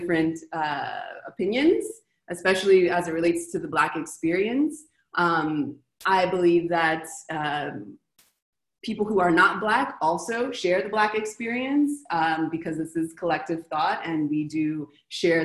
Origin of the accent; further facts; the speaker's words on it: Los Angeles, California, United States; moved away as an adult; now in Argentina; I was born in Los Angeles